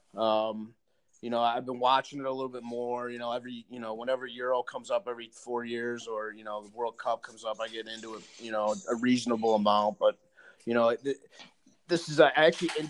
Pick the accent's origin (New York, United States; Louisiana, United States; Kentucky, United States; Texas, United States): New York, United States; Rochester; I grew up in Rochester, a huge, you know, huge soccer town